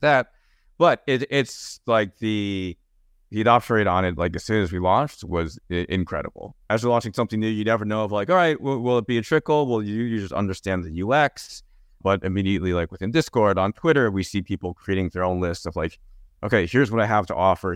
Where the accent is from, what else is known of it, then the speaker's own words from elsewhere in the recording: New Jersey, United States; I grew up in New Jersey